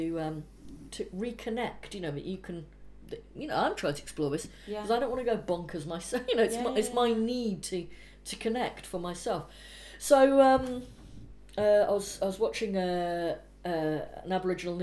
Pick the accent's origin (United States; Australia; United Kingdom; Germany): United Kingdom; Anglesey, North Wales; now in London, United Kingdom; I was brought up in North Wales in Anglesey